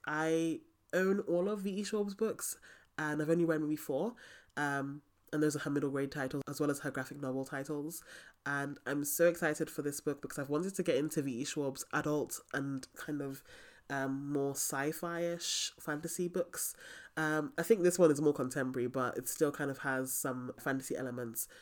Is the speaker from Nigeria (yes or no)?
yes; Nigeria; I'm Nigerian